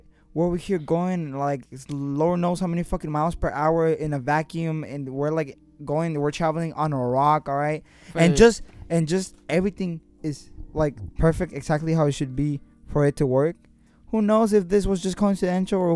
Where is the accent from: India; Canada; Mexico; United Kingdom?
Mexico; well, I'm from Mexico